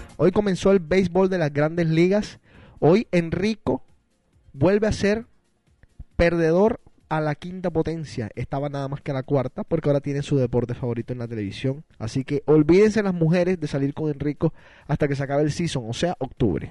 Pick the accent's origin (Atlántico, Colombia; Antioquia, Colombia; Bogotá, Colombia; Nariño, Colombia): Atlántico, Colombia; Barranquilla; somos nosotros, nacidos en Barranquilla, Colombia